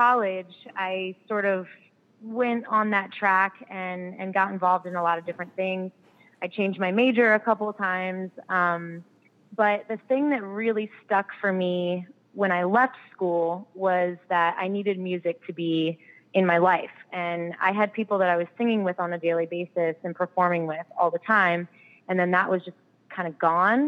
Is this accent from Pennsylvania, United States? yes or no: no; Frederick, Maryland, United States; moved away as an adult; also born or lived in North Carolina / Baltimore, Maryland; now in Nashville, United States; I grew up in Frederick, Maryland, and I spent most of my life in Maryland